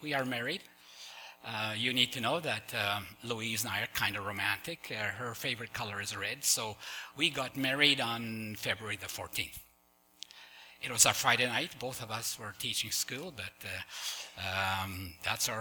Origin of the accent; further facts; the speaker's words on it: Poland; moved away; I was born in Poland